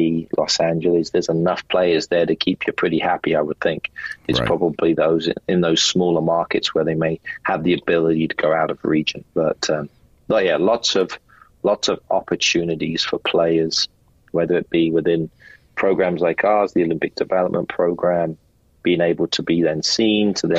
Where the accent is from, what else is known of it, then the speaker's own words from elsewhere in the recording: Slough, South East England, United Kingdom; It's my hometown.